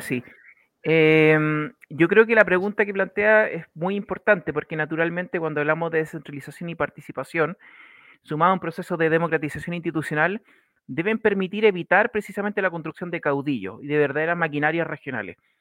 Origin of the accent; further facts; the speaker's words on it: Choshuenco, Los Ríos, Chile; yo soy de Choshuenco, comuna Panguipulli